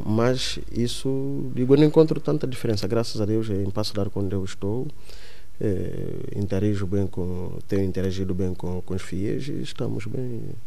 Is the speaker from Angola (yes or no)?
yes; Mbanza Kongo, Zaire, Angola; moved away as an adult; now in Paço de Arcos, Portugal; Eu sou da cidade de São Salvador do, do Congo, é antigo capital do Reino do Congo. Agora, atualmente, é a província do Zaire e a capital é Mbanza, Congo